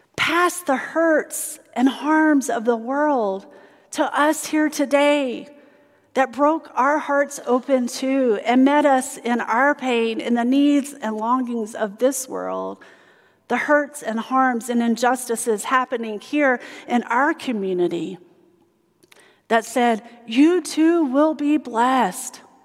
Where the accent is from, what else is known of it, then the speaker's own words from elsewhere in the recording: South Carolina, United States; moved away; where I grew up in South Carolina